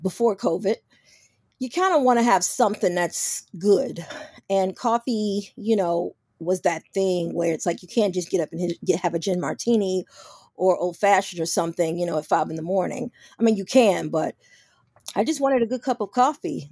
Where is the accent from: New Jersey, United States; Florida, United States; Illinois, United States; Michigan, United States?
Illinois, United States; Chicago; also born or lived in New York; I'm from Chicago, but I was living in New York